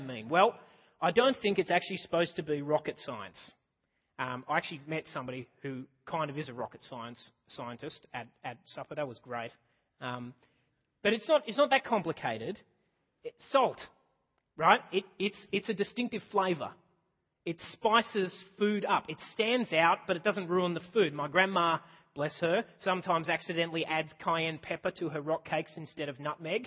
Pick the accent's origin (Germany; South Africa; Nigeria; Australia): Australia; I'm just Australian.